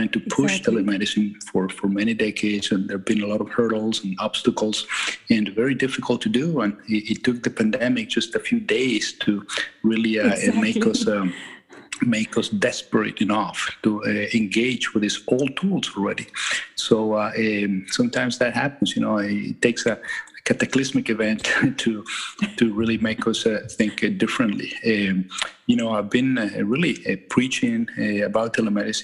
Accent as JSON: {"language": "English", "country": "Venezuela", "also_born_or_lived": "Michigan, United States", "moved": "as an adult", "lives_now": "Maine, United States", "said": "I'm from Venezuela originally, and I'm an immigrant to the United States."}